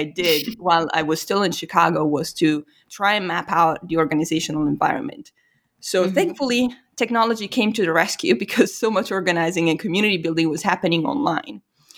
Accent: Italy; So whenever I revealed that I was from Italy, there was just this immediate cultural recognition

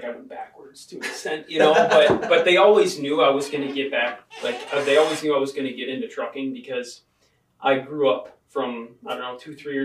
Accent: Livonia, Michigan, United States; moved away as an adult; now in Heber City, United States; I'm from Livonia, Michigan, like a suburb of Detroit

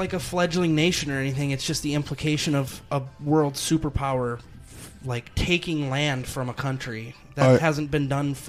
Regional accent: Midwest, United States; I'm from the Midwest.

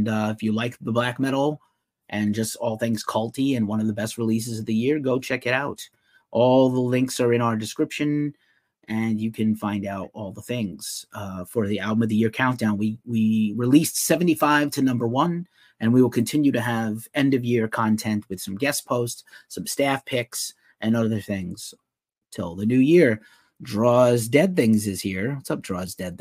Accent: United States; being American

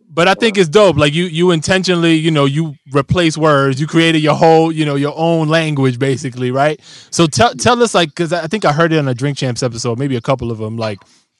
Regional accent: Bronx, New York, United States; I grew up in the Bronx. It's part of who I am.

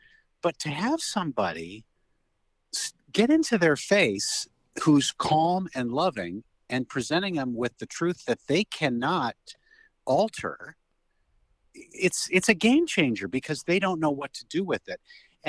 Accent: Phoenix, Arizona, United States; I grew up in Phoenix, Arizona.

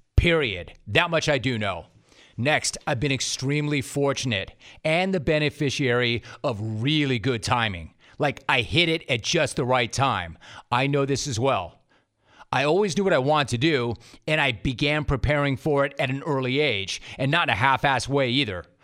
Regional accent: Los Angeles, California, United States; also born or lived in Calabasas; I grew up in Los Angeles, actually middle school and high school in Calabasas, the San Fernando Valley, the 818 baby

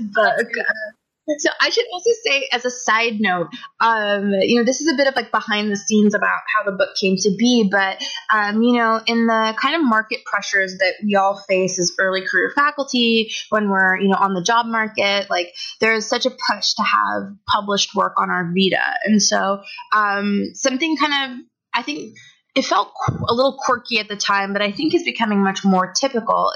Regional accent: United States; moved away as an adult; now in Toronto, Canada; So I was born in the United States and I grew up there my whole life

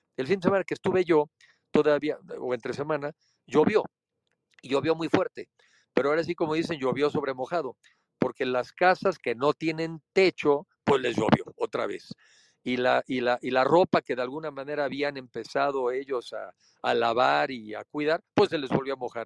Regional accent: Mexico; como mexicanos nos toca

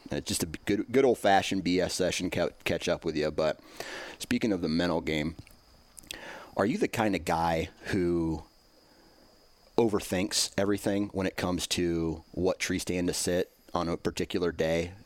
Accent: Iowa, United States; I'm from Iowa

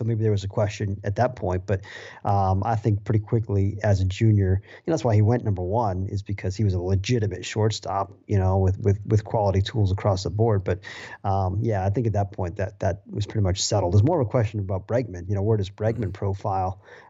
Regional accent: Massachusetts, United States; I remember, you know, I grew up in Massachusetts

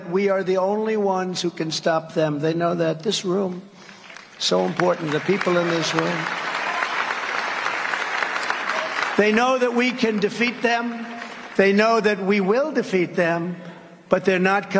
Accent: New York, United States; I was from New York

